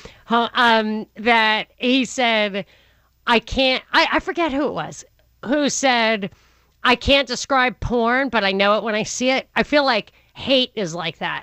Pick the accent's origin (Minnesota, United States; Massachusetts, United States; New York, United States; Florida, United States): New York, United States; growing up in New York